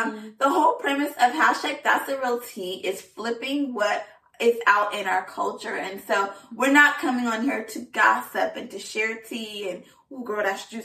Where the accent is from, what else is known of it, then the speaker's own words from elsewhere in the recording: Southern California, United States; moved away; also born or lived in Washington, D.C.; I am from Southern California.